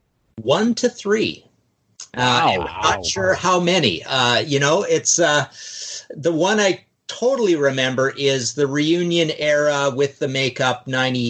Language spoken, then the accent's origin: English; Trail, British Columbia, Canada; the basement of my house, our house where I grew up in Trail, BC